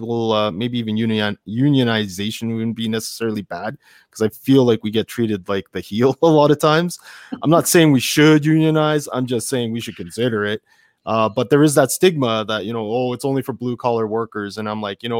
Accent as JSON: {"language": "English", "country": "Canada", "said": "I have Japanese parents, so I know Japanese culture fairly decently, especially for being a Canadian guy"}